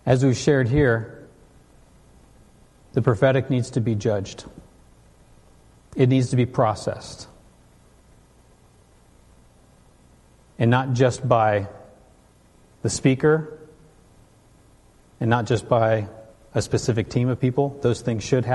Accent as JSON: {"language": "English", "region": "California", "country": "United States", "tie": "born or raised there", "said": "Where I grew up in California, Kim would come through our church"}